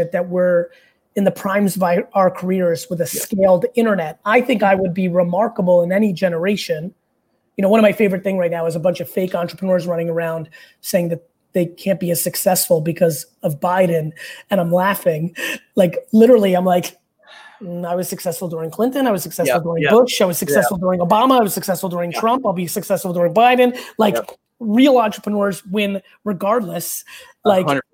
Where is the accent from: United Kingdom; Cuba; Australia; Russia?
Russia; moved away; I was born in communist Russia where religion is banned, all of them.